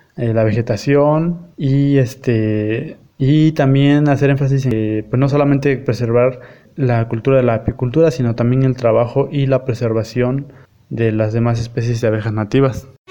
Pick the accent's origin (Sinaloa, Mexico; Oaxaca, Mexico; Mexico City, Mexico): Oaxaca, Mexico; Eloxochitlán de Flores Magón; soy del municipio de Los Ochitlán de Flores Magón, en la región Cañada del estado de Oaxaca, en la Sierra Mazateca.